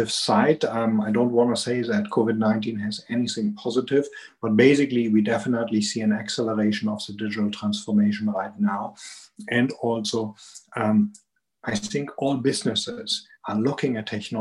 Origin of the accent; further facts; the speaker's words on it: Germany; accent: strong German accent; English is a second language; also born or lived in Atlanta, Georgia; I'm here in Germany, and you can hear it from my strong accent